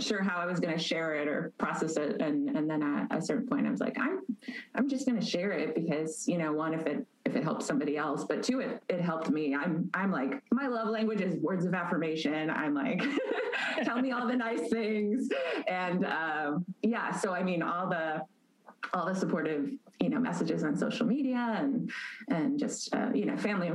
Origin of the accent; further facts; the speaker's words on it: Chicago, Illinois, United States; moved away as an adult; also born or lived in East Coast, United States / Los Angeles, United States; now in Atlanta, United States; I was born on the East Coast and grew up in the Chicago suburbs.